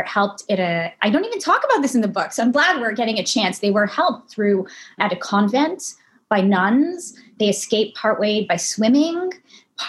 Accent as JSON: {"language": "English", "town": "Montreal", "region": "Quebec", "country": "Canada", "tie": "born or raised there", "also_born_or_lived": "London", "moved": "as an adult", "said": "I grew up in a Holocaust survivor community in Montreal."}